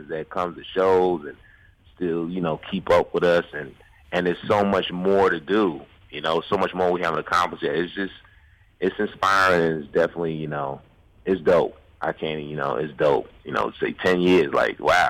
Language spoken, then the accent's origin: English; New York City, New York, United States; growing up in New York, you know what I'm saying, originally from New York.